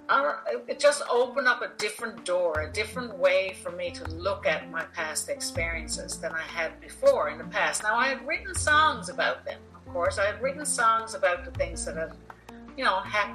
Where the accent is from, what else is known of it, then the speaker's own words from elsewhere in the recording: Newfoundland and Labrador, Canada; accent: a little more Irish; moved away as an adult; also born or lived in India / Saudi Arabia / South Korea; now in Norway; the area of Newfoundland where I was born and raised was primarily settled by the Irish